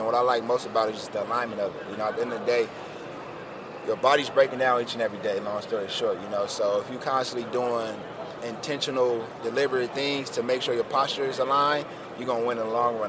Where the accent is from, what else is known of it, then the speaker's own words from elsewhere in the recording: Pasadena, California, United States; Yeah, I'm from Pasadena, California.